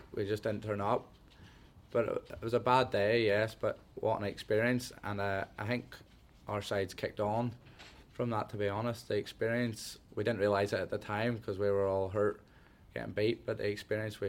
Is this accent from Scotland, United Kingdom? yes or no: no; Ballymoney, Northern Ireland, United Kingdom; I'm from Ballymoney, but it was my hometown Irish League team.